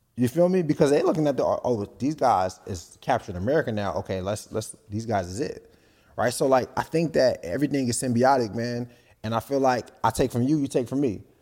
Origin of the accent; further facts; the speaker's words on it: Nigeria; I'm Nigerian.